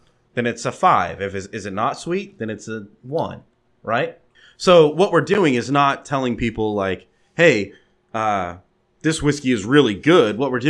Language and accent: English; Texas, United States; I'm from Texas.